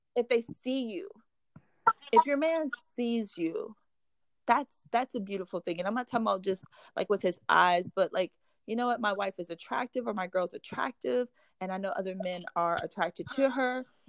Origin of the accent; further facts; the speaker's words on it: Midwest, United States; we're both from like kind of Midwest towns